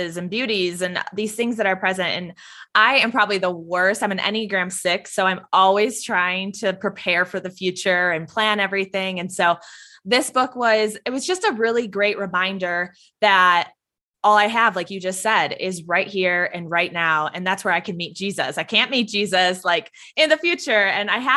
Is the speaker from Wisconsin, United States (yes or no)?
yes; Wisconsin, United States; I'm from Wisconsin, Packer fan